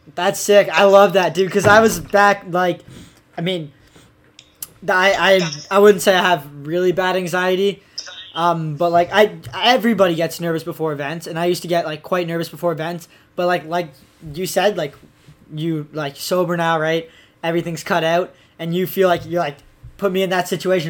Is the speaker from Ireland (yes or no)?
no; Ontario, Canada; I'm like basically the only skier in all the area, and well, like at least in my hometown. So like, and in Ontario